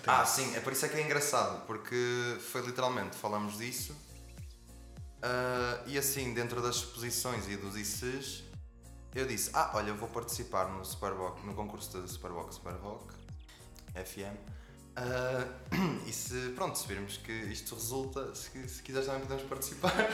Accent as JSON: {"language": "Portuguese", "country": "Portugal", "said": "somos portugueses"}